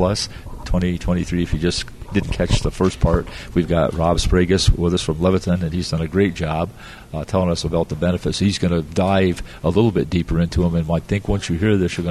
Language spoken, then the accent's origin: English; Florida, United States; we're from Florida